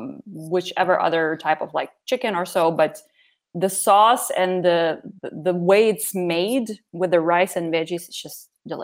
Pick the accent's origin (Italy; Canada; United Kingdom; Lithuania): Lithuania; born there; So I was born in 1989 in Soviet Union. And 1 month later, the Berlin Wall fell, and basically Soviet Union started collapsing. And Lithuania became independent about 4 or 5 months after I was born.